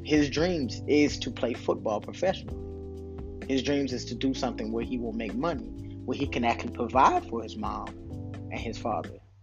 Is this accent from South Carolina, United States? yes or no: yes; Camden, South Carolina, United States; also born or lived in Panama City, Florida; In my hood, in the tracks in Camden, South Carolina, we had the laundromat and Mr. Watkins Store.